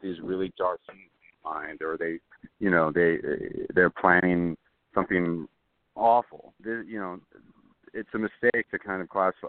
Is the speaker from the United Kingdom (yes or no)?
no; Los Angeles, California, United States; I'm from Los Angeles